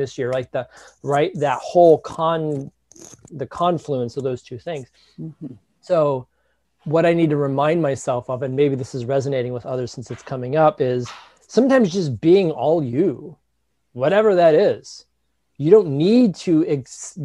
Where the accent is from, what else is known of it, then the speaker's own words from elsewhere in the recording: Detroit, Michigan, United States; growing up in the Midwest, right, in Detroit